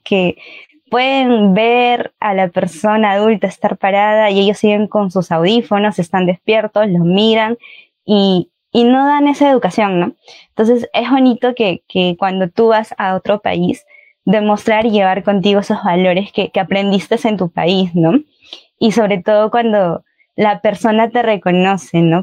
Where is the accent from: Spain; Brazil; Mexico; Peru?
Peru; also born or lived in Chile